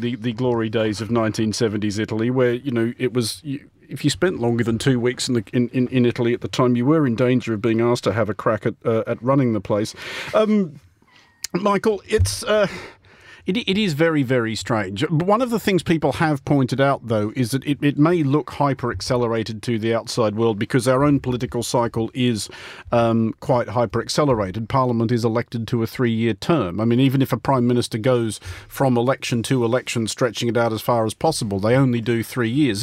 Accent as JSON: {"language": "English", "country": "Australia", "said": "I am Australian"}